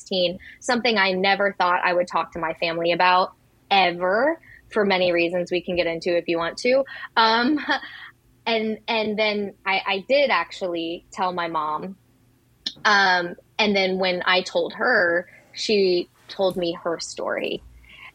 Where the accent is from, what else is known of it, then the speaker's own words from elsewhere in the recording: Hollister, Missouri, United States; now in New York, United States; Canicook is in my hometown. I grew up in Branson/Hollister, Missouri